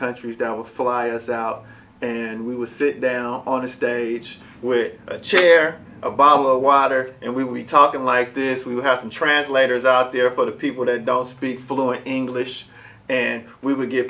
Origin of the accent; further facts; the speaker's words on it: Richmond, California, United States; I'm from Richmond, California. I'm from the Bay